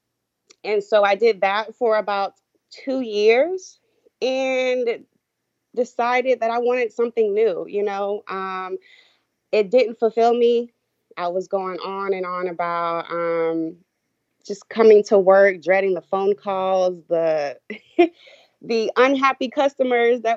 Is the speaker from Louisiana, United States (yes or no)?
no; Columbia, South Carolina, United States; moved away as an adult; now in Charleston, United States; I am from Columbia, South Carolina, currently residing in the Charleston area